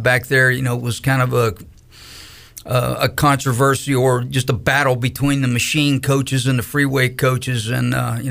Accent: Pennsylvania, United States; moved away as an adult; also born or lived in Greenville, North Carolina; I grew up in Pennsylvania, and so I hadn't spent a whole lot of time, you know, in North Carolina or in the South. In fact, I hadn't even left Pennsylvania.

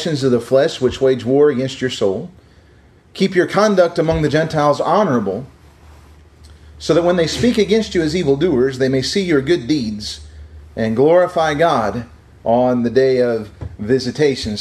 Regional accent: Missouri, United States; I was from Missouri

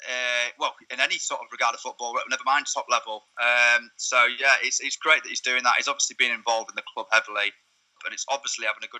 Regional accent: Yorkshire and the Humber, United Kingdom; As you can probably tell from my accent, I'm from the area. I'm a Yorkshire boy.

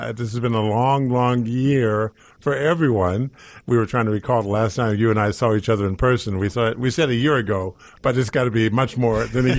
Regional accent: Sacramento, California, United States; moved away; Originally from Sacramento, California. This is where I grew up at, an Air Force brat.

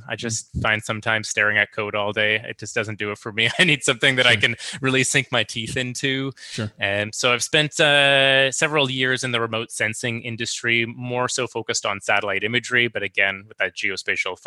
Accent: Victoria, British Columbia, Canada; I get to kind of hang my hat in my hometown

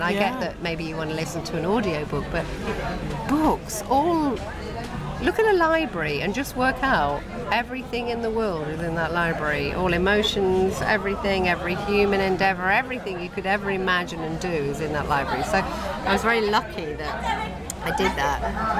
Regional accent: Nottingham, East Midlands, United Kingdom; And so it meant that I was considered quite posh where I grew up, because I grew up in Nottingham and I don't really have much of an accent.

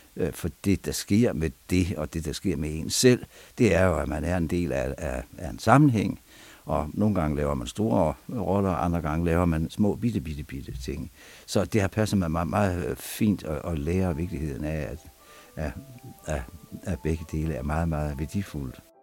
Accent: Vendsyssel, North Denmark Region, Denmark; moved away; also born or lived in Aarhus; vokset op, øh, på en stor gård op i Vendsyssel

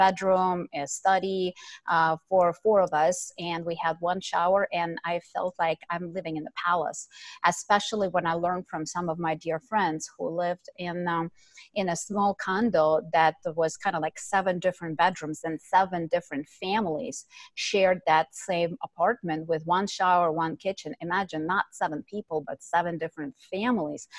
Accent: Ukraine; moved away; I was born and raised in Ukraine

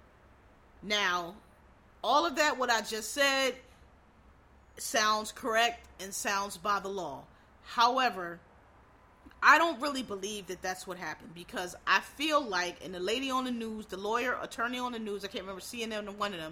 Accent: Philadelphia, Pennsylvania, United States; I'm from Philadelphia, Bill Cosby lives very near where I grew up

